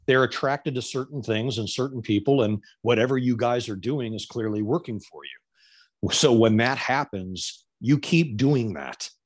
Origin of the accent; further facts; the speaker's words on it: Florida, United States; I'm from Florida